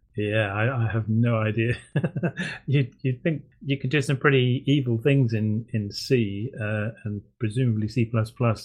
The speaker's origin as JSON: {"language": "English", "country": "United Kingdom", "said": "I'm I'm British"}